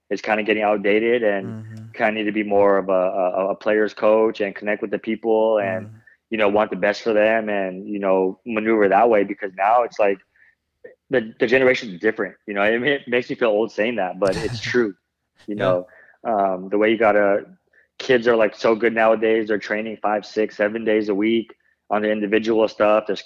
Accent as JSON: {"language": "English", "country": "Philippines", "said": "Yeah, you know, like with being Filipino, it's always a size"}